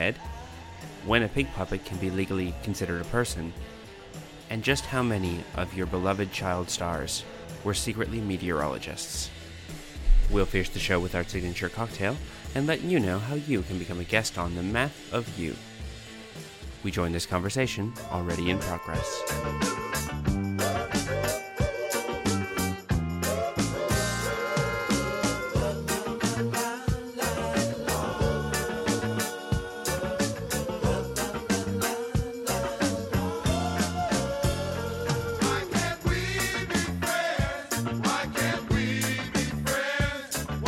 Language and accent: English; Canada; moved away as an adult; now in Australia; I've been in Australia for 14 years, and I kind of forget that people exist in other places, because every time you say, oh, I'm from Canada